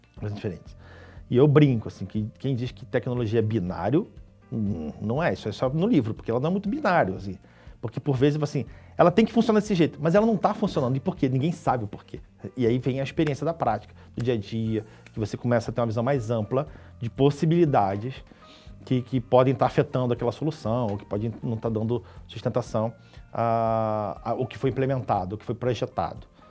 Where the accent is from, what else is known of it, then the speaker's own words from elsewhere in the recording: Niterói, Rio de Janeiro, Brazil; sou do Rio, né? nascido em Niterói, lá uma cidade ali do lado do Rio